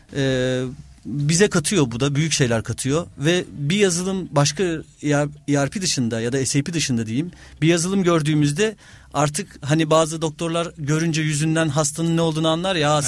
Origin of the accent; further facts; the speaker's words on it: Istanbul, Turkey; also born or lived in Kocaeli / London; 1982 İstanbul doğumluyum. Ee, ilk ortaokul, lise İstanbul'da okudum.